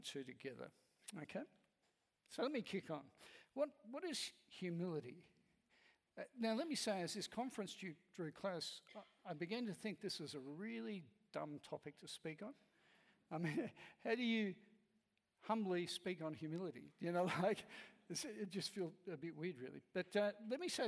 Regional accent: Australia; I'm Australian

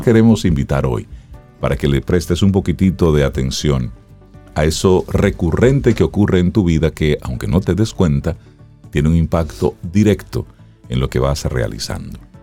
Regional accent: Salcedo, Hermanas Mirabal, Dominican Republic; moved away; yo sé de Salcedo

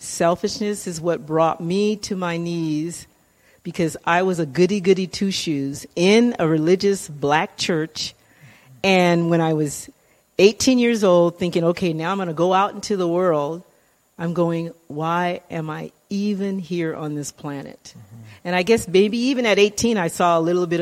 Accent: California, United States; also born or lived in Louisiana; raised in California

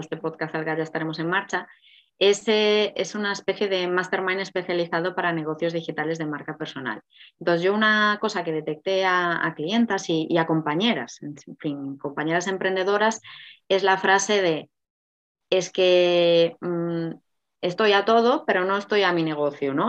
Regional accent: Galicia, Spain; moved away; yo soy gallega

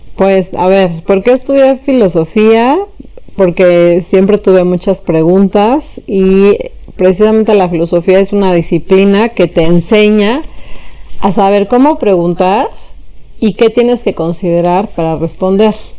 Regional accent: Mexico City, Mexico; yo nací en la Ciudad de México y crecí también ahí, en concreto en Álvaro Obregón

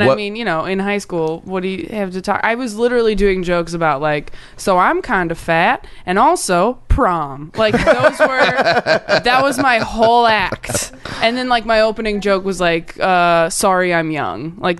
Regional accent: California, United States; No, I grew up in California.

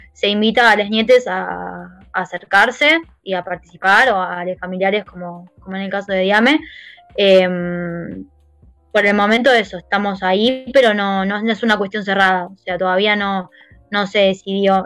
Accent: Banfield, Buenos Aires Province, Argentina; yo fui a una escuela que es muy importante y muy conocida en zona sur, que es el ENAM de Banfield

